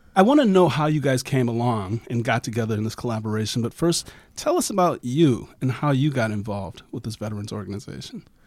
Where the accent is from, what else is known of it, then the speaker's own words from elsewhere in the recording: Ohio, United States; my home state